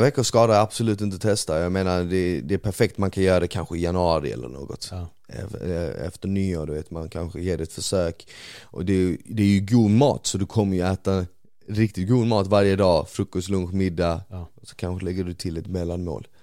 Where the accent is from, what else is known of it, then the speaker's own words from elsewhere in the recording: Malmö, Skåne, Sweden; also born or lived in Bosnia; när jag växte upp på Rosengård